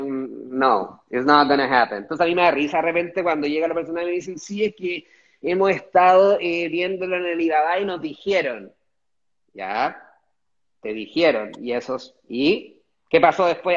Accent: Chile; moved away as an adult; also born or lived in Dongguan, China

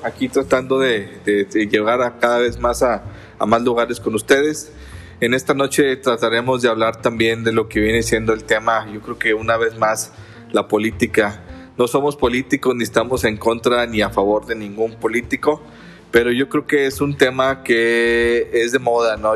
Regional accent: Mexico; nos identifica como mexicanos

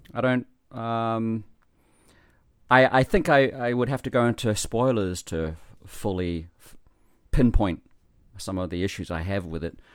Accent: New Zealand; moved away as an adult; now in Japan; I am in Japan from New Zealand

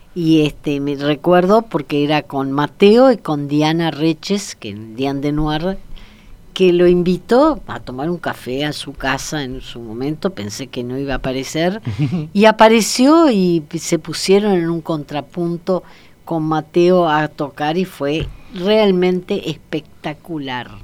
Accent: Argentina

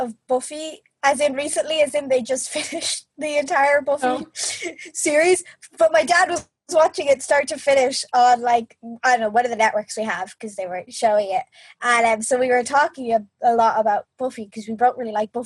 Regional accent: Ireland

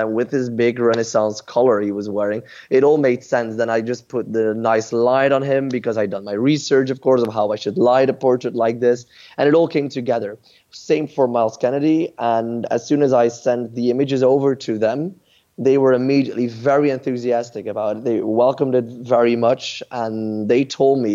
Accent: Ghent, Flanders, Belgium; my hometown of Ghent in Belgium.

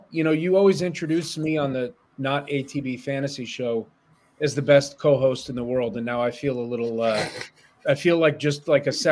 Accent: northern New Jersey, United States; also born or lived in Chicago, Illinois; You know, a lot of my friends growing up in New Jersey around the time I grew up

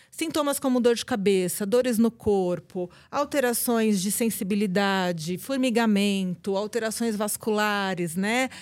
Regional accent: ABC Paulista, São Paulo, Brazil; lá no ABC Paulista, de onde eu sou

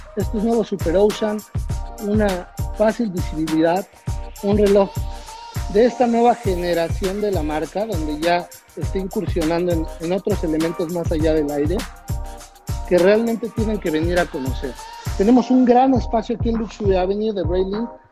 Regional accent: Mexico; nosotros como mexicanos

